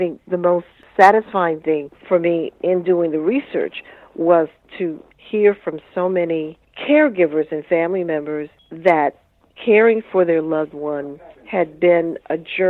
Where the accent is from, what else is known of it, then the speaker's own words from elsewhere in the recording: United States; So I said, well, you know, I'm a writer, and I grew up here in Washington, and the wonderful thing about being a writer is it's taken me all over the world.